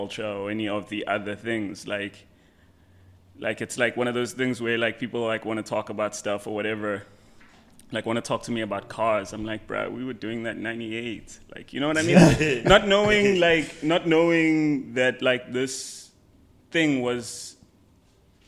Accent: Durban, KwaZulu-Natal, South Africa; moved away; also born or lived in Johannesburg, South Africa; I'm from Durban

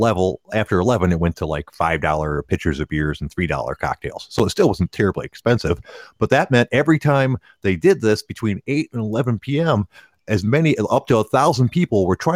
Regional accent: Detroit, Michigan, United States; Growing up in Detroit, there's a ton of them.

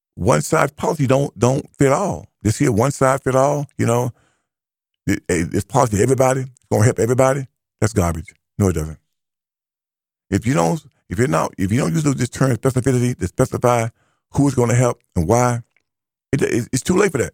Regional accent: United States; I am an American

